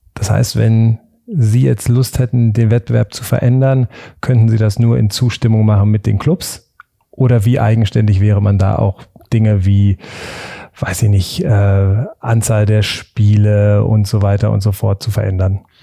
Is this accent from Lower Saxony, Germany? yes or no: yes; Hanover, Lower Saxony, Germany; Ich als Hannoveraner